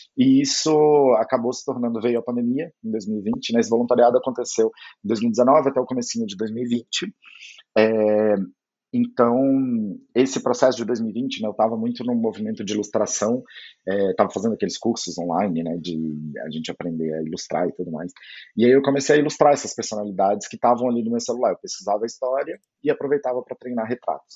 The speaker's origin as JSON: {"language": "Portuguese", "region": "Goiás", "country": "Brazil", "said": "eu sou goiano"}